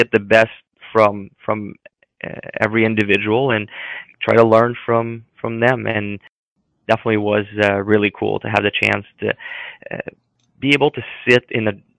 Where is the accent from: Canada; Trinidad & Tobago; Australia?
Canada; Montreal, Quebec; now in Philadelphia, United States; my hometown team that I watched growing up.